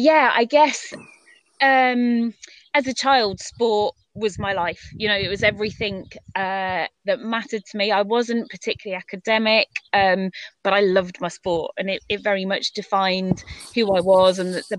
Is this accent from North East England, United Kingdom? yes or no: yes; Northumberland, North East England, United Kingdom; also born or lived in Kent; We moved up to Northumberland. My mum was from up that area, so we moved up there when I was 10.